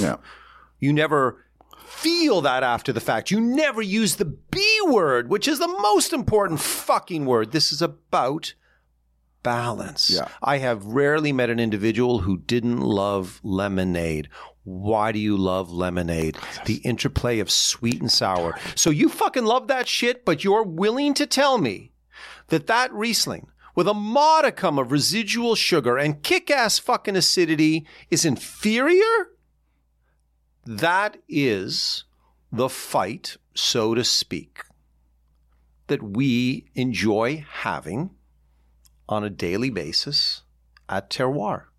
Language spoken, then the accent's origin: English; Toronto, Ontario, Canada; moved away as an adult; now in New York City, United States; Growing up in Ontario